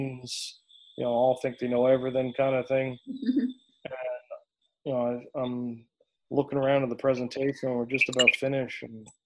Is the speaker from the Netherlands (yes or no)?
no; England, United Kingdom; moved away; I'm from England